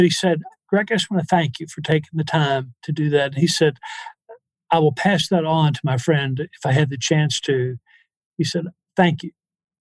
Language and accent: English; the South, United States; in the South, we use prayer for thinking